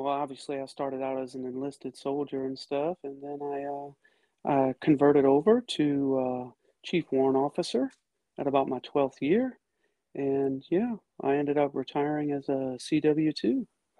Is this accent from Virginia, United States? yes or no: no; New Orleans, Louisiana, United States; now in Georgia, United States; I'm from New Orleans, Louisiana, currently in Georgia right now. I am a retired military after 21 years.